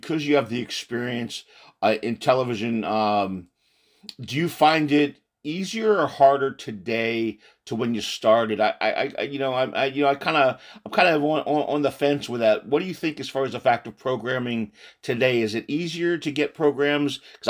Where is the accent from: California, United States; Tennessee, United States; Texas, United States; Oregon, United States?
Texas, United States; San Antonio; I'm originally a Texas San Antonio boy.